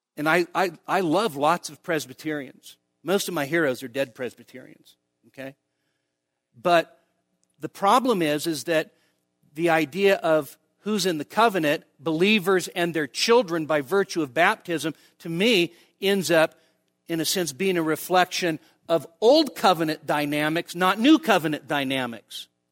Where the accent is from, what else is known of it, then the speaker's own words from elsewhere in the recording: United States; American evangelicals